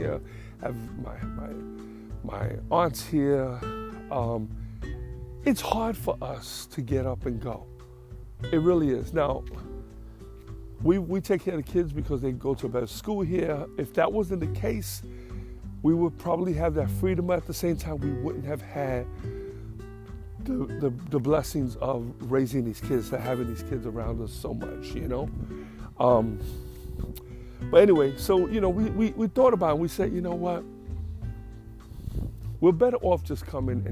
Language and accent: English; New York, United States; moved away; I'm from New York